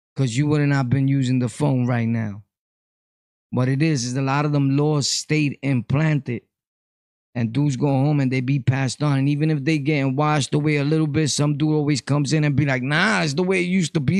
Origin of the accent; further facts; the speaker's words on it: Puerto Rico; moved away; also born or lived in New York; I come from Puerto Rico. I've traveled back and forth to Puerto Rico.